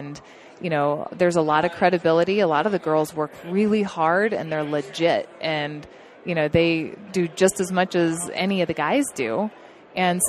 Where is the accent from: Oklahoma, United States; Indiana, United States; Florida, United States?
Oklahoma, United States; now in Montana, United States; Grew up in Oklahoma